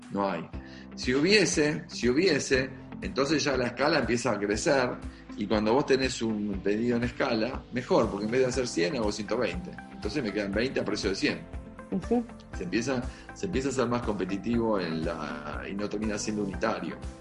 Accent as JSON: {"language": "Spanish", "country": "Argentina", "said": "Soy argentino"}